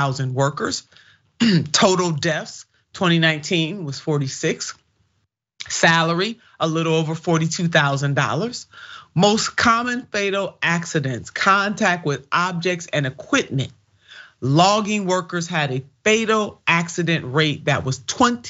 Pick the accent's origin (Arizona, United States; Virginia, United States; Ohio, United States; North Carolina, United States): Ohio, United States; my home state of Ohio